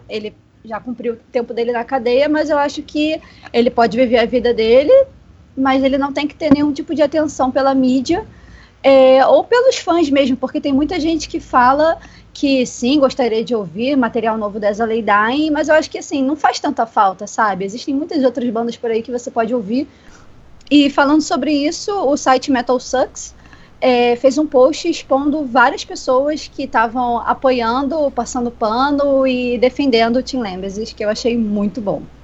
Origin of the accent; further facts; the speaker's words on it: Rio de Janeiro, Brazil; eu sou do Rio de Janeiro, capital